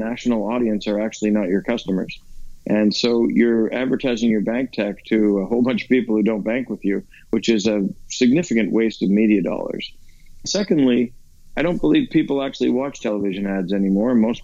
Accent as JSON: {"language": "English", "country": "Canada", "said": "I'm a Canadian guy"}